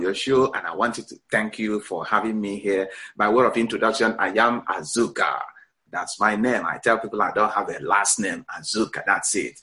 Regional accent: Nigeria; now in United States; as a person growing up in Nigeria, I had always had this dream of being in America

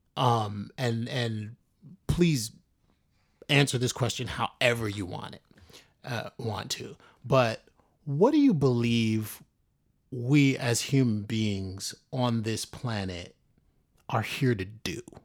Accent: New York City, New York, United States; I grew up in the South Bronx

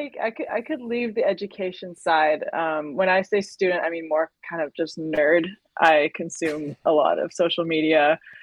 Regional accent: North Vancouver, British Columbia, Canada; I was raised on the North Shore, which is just north of Vancouver.

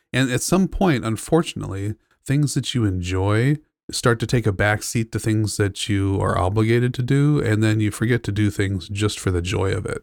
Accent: Southern California, United States; also born or lived in San Francisco, United States; I grew up in Southern California

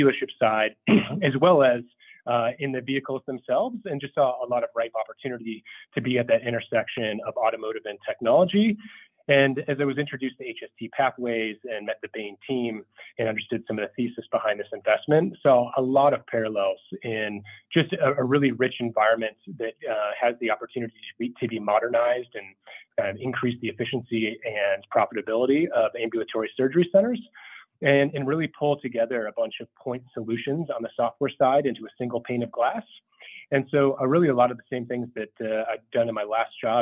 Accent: Minnesota, United States; moved away; also born or lived in Langley, Virginia; I'm originally from Minnesota

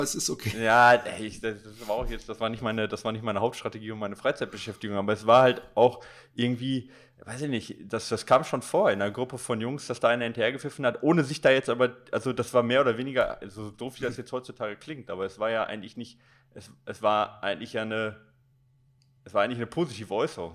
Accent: Recklinghausen, North Rhine-Westphalia, Germany; ich bin in Recklinghausen Süd groß geworden

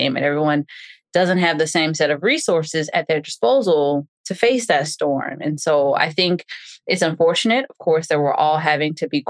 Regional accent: New Orleans, Louisiana, United States; now in Houston, United States; growing up in New Orleans

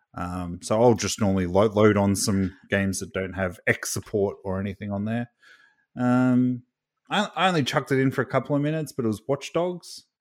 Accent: Australia; I'm from Australia

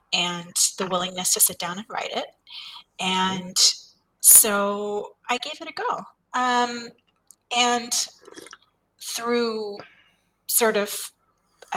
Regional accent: India; moved away as an adult; I grew up in India

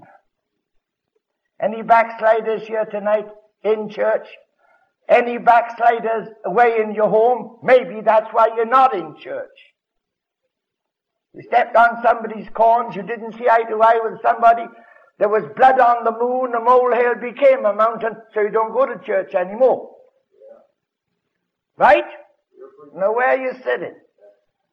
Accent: Wales, United Kingdom; moved away; I'm a Welshman. When I lived in Wales

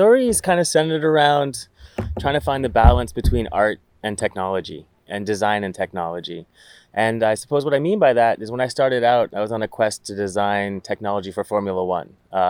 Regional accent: Canada; moved away as an adult; also born or lived in England; I moved to England for where I decided I was going to, because I'm Canadian, could get an easy visa.

